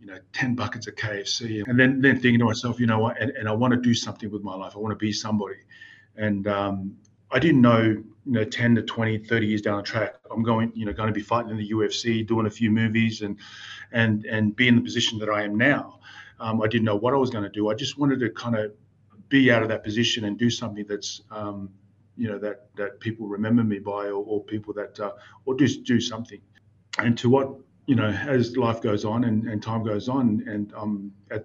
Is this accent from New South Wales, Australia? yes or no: yes; Newcastle, New South Wales, Australia; growing up in Newcastle, New South Wales